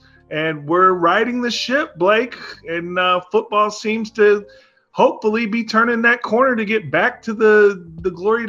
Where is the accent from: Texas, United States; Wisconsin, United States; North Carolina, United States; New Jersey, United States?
Texas, United States; Arlington; I am 37 years old. I'm from Arlington, Texas. And I went to Texas Tech from 2007 to 2010.